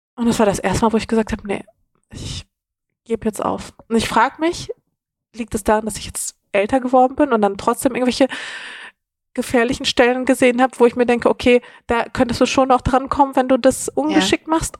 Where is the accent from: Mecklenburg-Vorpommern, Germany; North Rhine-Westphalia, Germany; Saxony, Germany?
North Rhine-Westphalia, Germany; Dortmund; now in Berlin, Germany; ich bin auf jeden Fall nicht in Berlin mhm. aufgewachsen, mhm. ähm, sondern in Dortmund